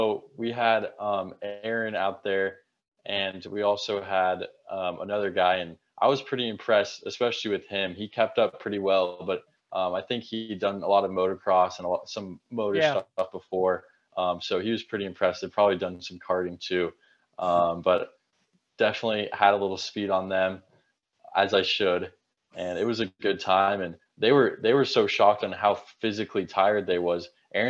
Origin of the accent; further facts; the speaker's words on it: Arizona, United States; I'm from Arizona.